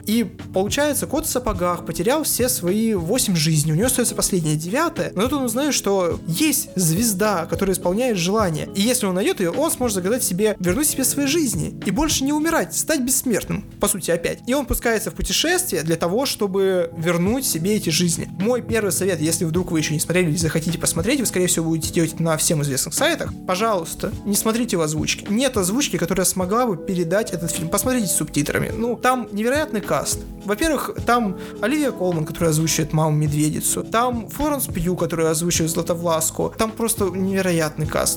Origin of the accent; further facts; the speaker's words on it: Achinsk, Krasnoyarsk Krai, Russia; Я как человек из Ачинска говорю, люди реально так и развлекаются в маленьких городах